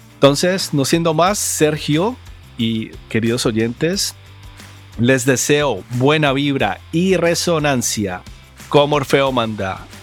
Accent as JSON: {"language": "Spanish", "country": "Colombia", "said": "como colombiano"}